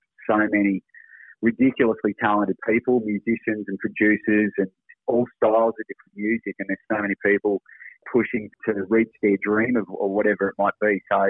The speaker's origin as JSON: {"language": "English", "region": "Tasmania", "country": "Australia", "moved": "yes", "lives_now": "Gold Coast, Australia", "said": "we're both originally from Tassie."}